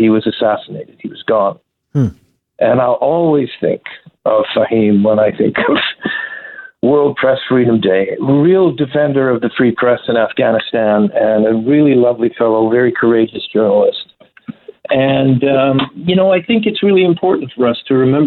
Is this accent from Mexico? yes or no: no; Canada; As a Canadian citizen